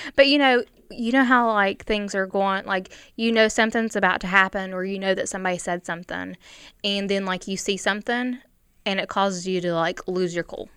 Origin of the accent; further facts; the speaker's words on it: United States; I'm from Logan County